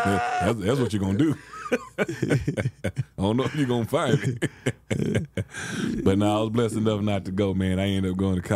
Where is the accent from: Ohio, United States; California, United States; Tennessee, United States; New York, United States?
California, United States; Los Angeles; You know, I came from South Central Los Angeles.